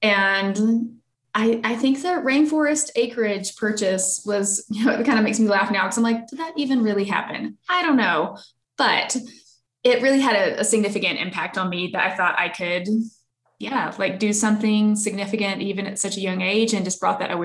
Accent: the South, United States; I grew up in the South that, like, I have distinct memory of what it smells like

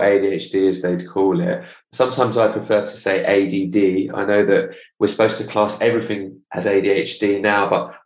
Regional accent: England, United Kingdom; also born or lived in Israel / Australia; now in London, United Kingdom; I'm from England

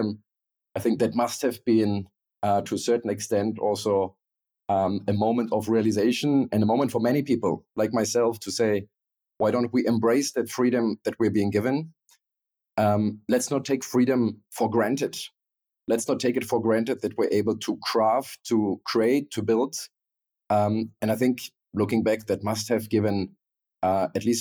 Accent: Berlin, Germany; I was born in East Berlin, literally grew up behind the Berlin Wall

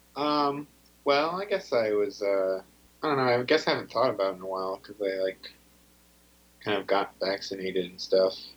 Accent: Ashland, Ohio, United States; now in New York City, United States; I'm from Ohio

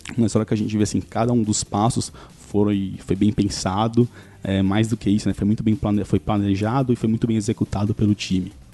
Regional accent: São Caetano do Sul, São Paulo, Brazil; eu sou de São Caetano

